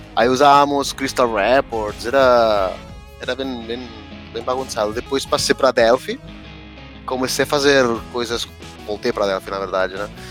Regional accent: Sabadell, Catalonia, Spain; Portuguese is a second language; moved away as an adult; now in São Paulo, Brazil; Eu sou da Catalunha, nasci em Sabadell, na cidade perto de Barcelona

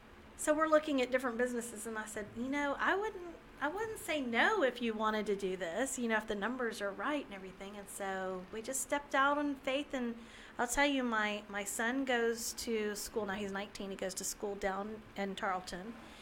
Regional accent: Gulf Coast, United States; also born or lived in Texas / Louisiana / Florida; I grew up now down near the Gulf. I've lived in Texas, Louisiana, and Florida, always on the Gulf.

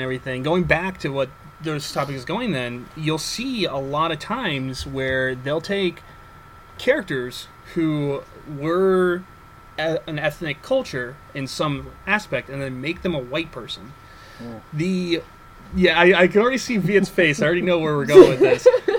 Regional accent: Midwest, United States; I grew up with my dad and my stepmom, all. Very, very white, like, lived out in the middle of the country, in the Midwest, and grew up in a very white society.

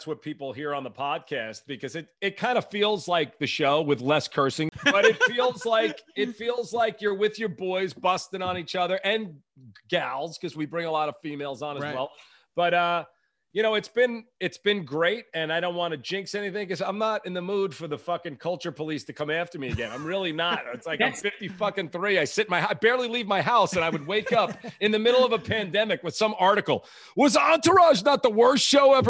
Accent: Long Island, New York, United States; also born or lived in Brooklyn; I was born in Brooklyn, but I was raised on Long Island.

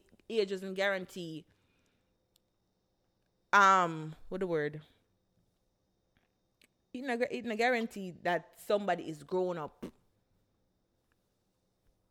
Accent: Jamaica; we are Jamaican

